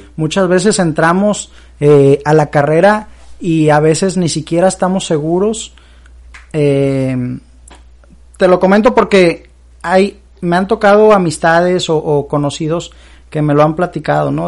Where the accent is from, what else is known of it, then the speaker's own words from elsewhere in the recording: Veracruz, Mexico; moved away as an adult; now in Monterrey, Mexico; soy originario de Veracruz, eh, viví 18 años de mi vida allá, allá vive toda mi familia.